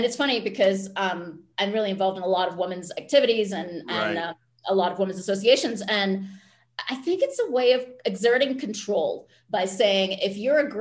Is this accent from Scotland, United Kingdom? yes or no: yes; Scotland, United Kingdom; moved away; also born or lived in San Francisco; I'm Scottish